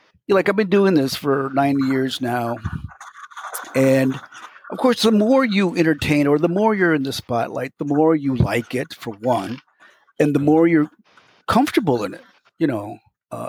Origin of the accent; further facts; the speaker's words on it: Ohio, United States; also born or lived in Chicago / Indianapolis; now in Wisconsin, United States; I was born in Ohio